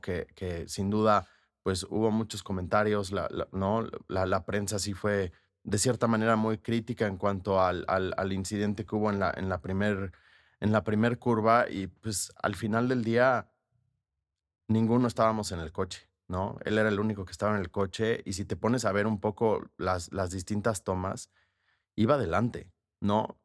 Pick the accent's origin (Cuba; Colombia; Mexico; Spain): Mexico; como mexicanos somos muy pasionales